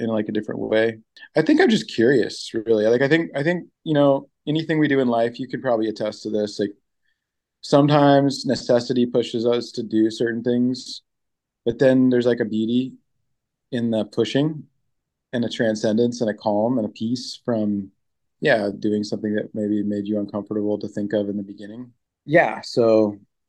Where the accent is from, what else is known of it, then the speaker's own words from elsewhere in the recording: Orange County, California, United States; moved away as an adult; also born or lived in Seal Beach / Long Beach; now in Pacific Northwest, United States; growing up in Orange County, where everything is so much concrete